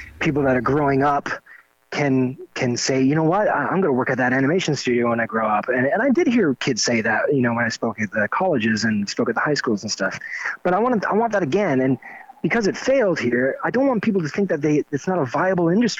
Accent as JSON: {"language": "English", "town": "Miramichi", "region": "New Brunswick", "country": "Canada", "tie": "born or raised there", "said": "this is my hometown. I'm in my hometown"}